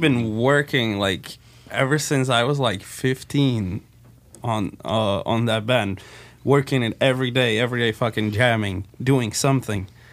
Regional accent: Slovakia; We're from Slovakia, Netherlands

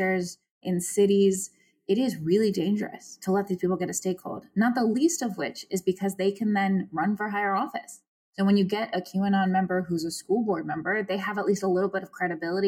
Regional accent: Virginia, United States; I was born and raised in Virginia

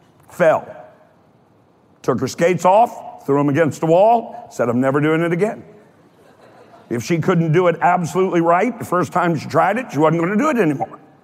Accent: Kentucky, United States; I'm from Kentucky

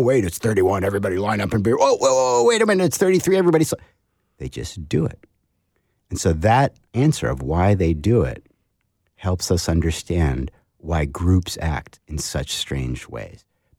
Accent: New England, United States; because I come from New England.

